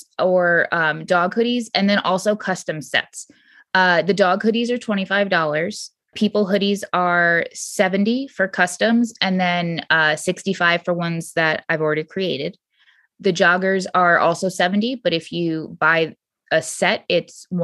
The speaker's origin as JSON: {"language": "English", "region": "Southwest Connecticut", "country": "United States", "tie": "born or raised there", "also_born_or_lived": "Harlem", "moved": "yes", "said": "I grew up in Connecticut, Southwest Connecticut, in a town that was not fit for me"}